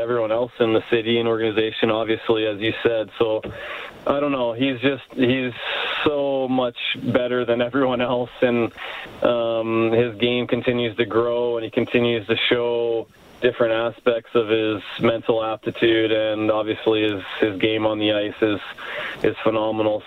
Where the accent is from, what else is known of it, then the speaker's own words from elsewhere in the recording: Spokane, Washington, United States; moved away as an adult; now in Canada; I'm a pretty proud American too. I love Canada. I've lived here for, I guess, 8 of my adult years, and I love Canada, but America's always home for me